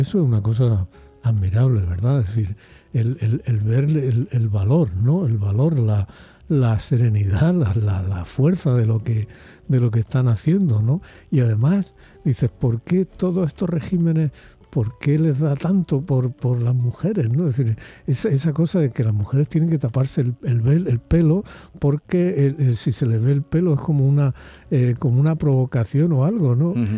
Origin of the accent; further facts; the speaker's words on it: Spain; los españoles durante la época de Franco